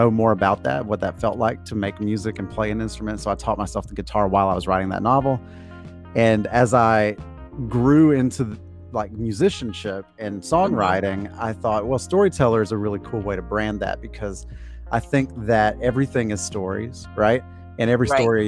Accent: Georgia, United States; moved away as an adult; now in North Carolina, United States; I was born and raised in Georgia, and went to college there and worked there for a few years

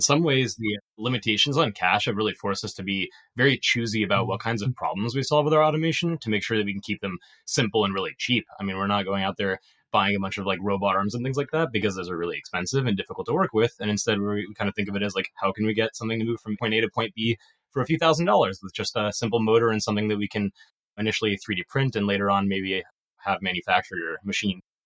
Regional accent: Illinois, United States; moved away as an adult; I grew up in Illinois

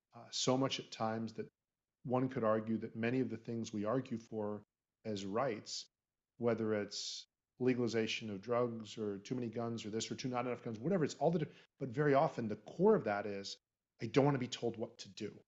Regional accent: Florida, United States; we're both from Florida

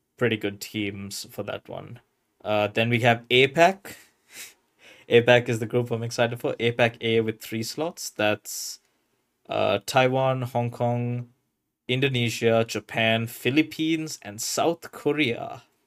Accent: Sri Lanka; my home country

